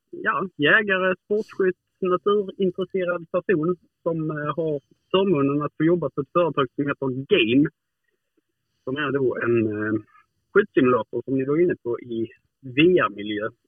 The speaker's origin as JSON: {"language": "Swedish", "area": "Hudaröd", "region": "Skåne", "country": "Sweden", "tie": "born or raised there", "said": "sen nu är jag uppvuxen uppe i Hudaröd, heter det."}